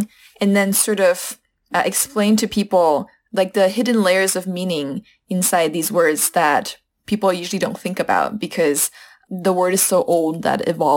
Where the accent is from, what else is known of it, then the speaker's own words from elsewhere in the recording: United States; first language Chinese; also born or lived in Shanghai; I'm Chinese American